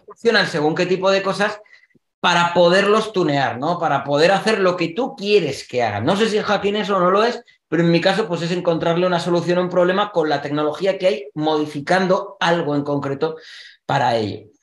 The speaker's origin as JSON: {"language": "Spanish", "country": "Spain", "said": "Que decimos en España"}